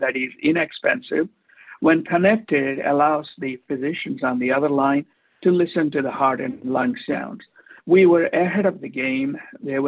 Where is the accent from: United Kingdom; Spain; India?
India; now in Newport Beach, United States; I'm an Indian immigrant interventional cardiologist practicing in Newport Beach for the past 32 years